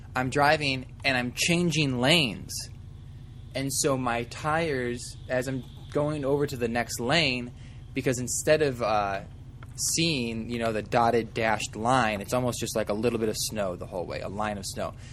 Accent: Midwest, United States; moved away; growing up in the Midwest

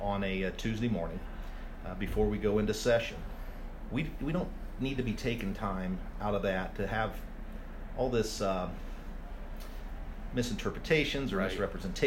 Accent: Hartford City, Indiana, United States; my hometown of Hartford City

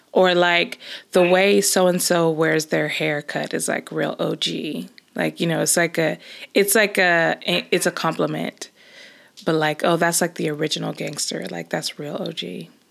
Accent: Los Angeles, California, United States; moved away as an adult; now in Scotland, United Kingdom; I grew up and basically spent all my life until moving to Scotland in the same place, which is Los Angeles

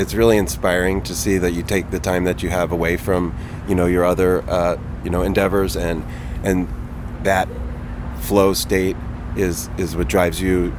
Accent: New Jersey, United States; I grew up in Jersey, near Philly, spent my summers at the Jersey Shore.

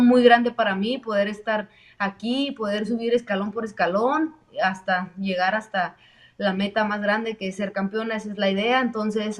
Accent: Mexico; somos mexicanas y representamos mucho orgullosamente a nuestro, nuestra sangre mexicana

